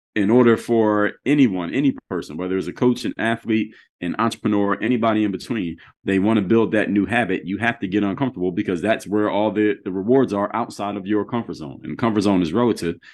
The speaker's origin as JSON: {"language": "English", "town": "Philadelphia", "region": "Pennsylvania", "country": "United States", "moved": "as an adult", "lives_now": "Miami, United States", "said": "I'm in Miami, Florida now. So, I'm from Philadelphia"}